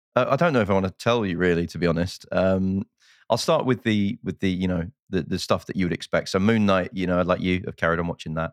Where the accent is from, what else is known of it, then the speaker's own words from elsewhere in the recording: United Kingdom; now in United States; I'm British